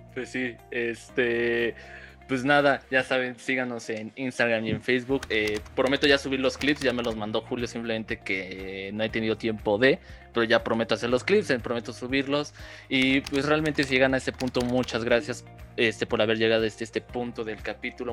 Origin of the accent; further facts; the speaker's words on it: Mexico; nosotros como mexicanos